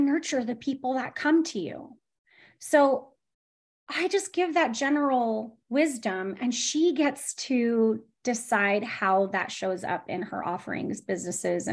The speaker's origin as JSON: {"language": "English", "town": "San Diego", "region": "California", "country": "United States", "tie": "born or raised there", "said": "I'm from San Diego, born and bred"}